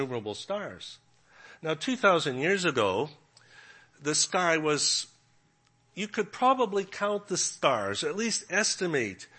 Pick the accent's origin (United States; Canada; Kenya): Canada; moved away; also born or lived in Regina, Saskatchewan; I'm from Canada